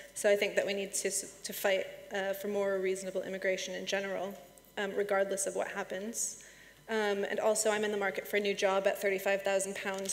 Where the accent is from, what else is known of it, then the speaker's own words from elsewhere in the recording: United States; moved away as an adult; now in United Kingdom; I'm American